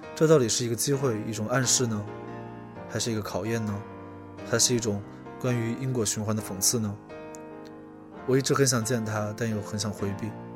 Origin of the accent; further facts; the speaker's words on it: Chongqing, China; now in Beijing, China; 我小时候住在重庆的山里